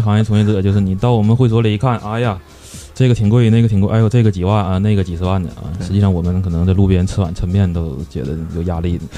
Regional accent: China; 我们中国人

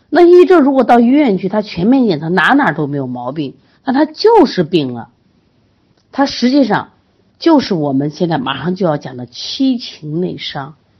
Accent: Sichuan, China; 我们四川人爱吃辣

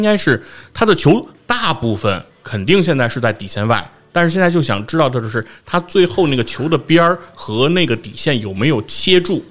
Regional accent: China; 作为中国人

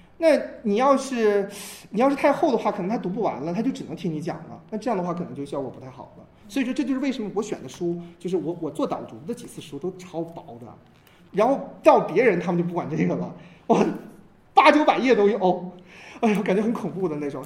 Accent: China; 我们中国人最大的特点就是我们没有真正意义上的神

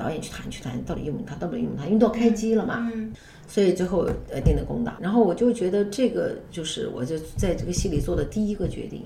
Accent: Xinjiang, China; 从小在新疆长大

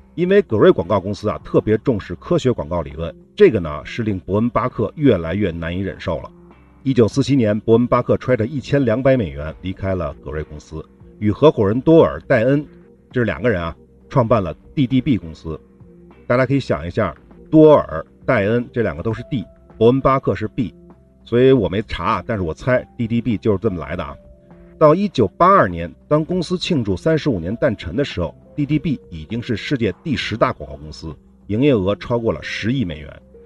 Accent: China; 我们中国人

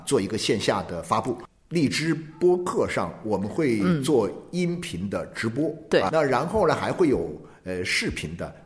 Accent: Jiangxi, China; now in Guangzhou, China; 我江西的，我江西我到了广州来之后，他们问，哎，你哪家是哪的？ ，哦，我说是这个江西的

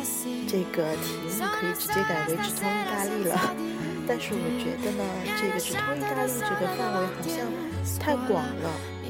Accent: China; 对我们中国人来说，这是一个再平常不过的日子了。

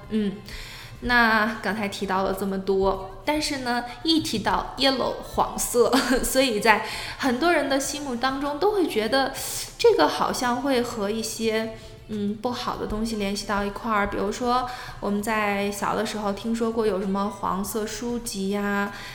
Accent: China; 我们作为中国人嘛，我们都属于黄种人

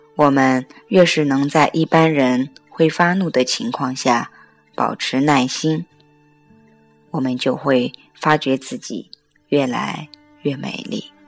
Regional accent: China; 我们中国人

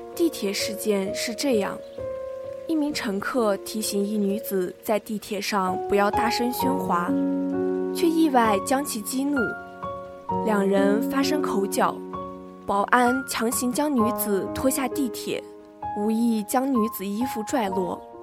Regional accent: Xinjiang, China; 作为一个新疆人

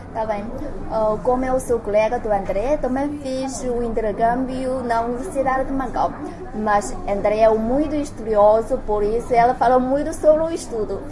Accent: Henan, China; Portuguese is a second language; moved away; os hábitos e costumes da minha terra natal são muito diferentes dos outros lugares da província de Henan

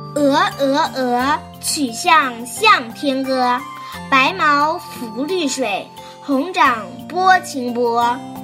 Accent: Northeast China, China; 他可能跟我是来自一个地方的，都是东北

